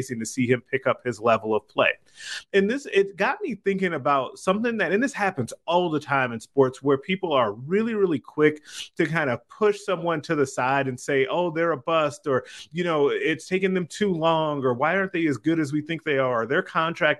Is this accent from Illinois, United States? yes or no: yes; Chicago, Illinois, United States; moved away; I'm originally from Chicago